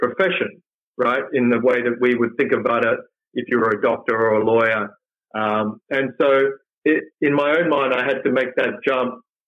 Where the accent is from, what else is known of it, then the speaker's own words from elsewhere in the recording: Perth, Western Australia, Australia; also born or lived in Malaysia; So I grew up in Perth, and it was great growing up in, you know, the 70s and the 80s